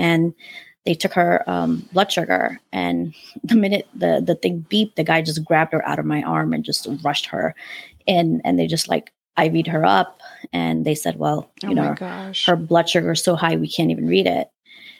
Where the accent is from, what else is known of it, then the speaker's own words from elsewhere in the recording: Afghanistan; born there; You know, I was born in Afghanistan. He's Pakistani.